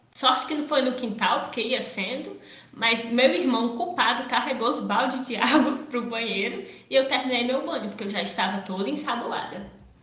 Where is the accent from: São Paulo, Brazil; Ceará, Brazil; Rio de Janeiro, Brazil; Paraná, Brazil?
Ceará, Brazil; Paracuru; eu sou de Paracuru, então eu e meu irmão a gente iria sair daqui de Paracuru